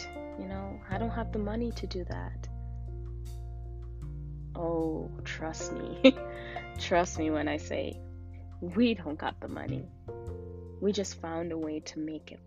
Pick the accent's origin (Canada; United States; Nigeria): Canada; I was from Canada